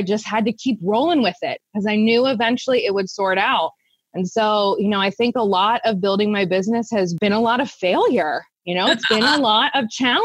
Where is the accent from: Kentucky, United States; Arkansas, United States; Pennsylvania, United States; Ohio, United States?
Pennsylvania, United States; Central; I started my business, Preferred Pet Care Services, here in Central Pennsylvania. We're based around the Harrisburg area. I actually started my business in my hometown